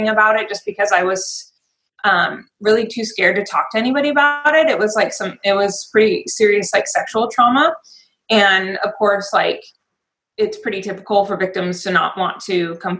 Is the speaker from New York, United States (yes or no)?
no; Spokane, Washington, United States; now in Vancouver, Washington, United States; from Spokane. So I grew up and graduated high school in Spokane